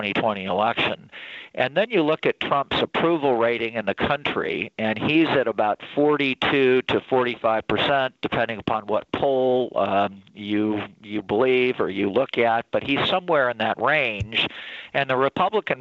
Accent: South Bend, Indiana, United States; my hometown of South Bend, Indiana

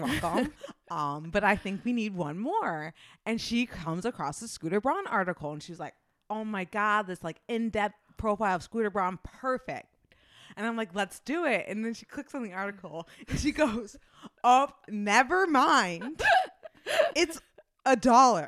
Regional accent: Midwest, United States; accent: thick Midwestern; my Midwestern accent is thick

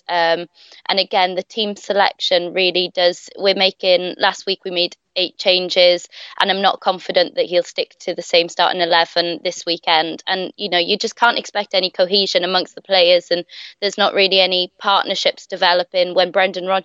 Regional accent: Welsh, Wales, United Kingdom; being Welsh

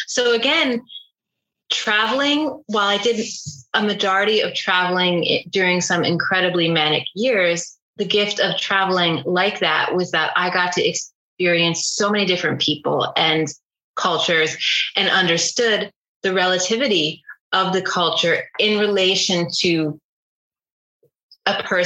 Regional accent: Northern New Jersey, United States; from my natal culture growing up in Northern New Jersey, you know, blue collar culture

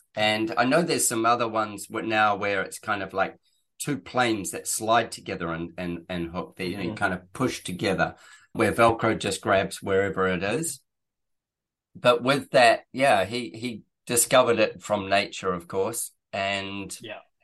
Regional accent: New Zealand; moved away; I am from New Zealand originally.

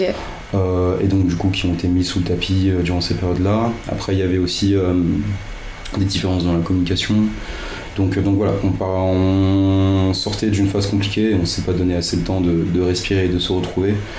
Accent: Yvelines, Île-de-France, France; now in Paris, France; j'ai grandi dans les Yvelines

